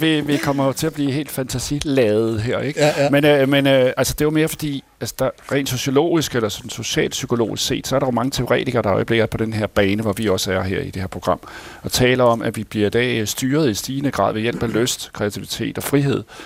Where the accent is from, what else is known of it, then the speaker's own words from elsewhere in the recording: Denmark; vi skulle tjene penge på som danskere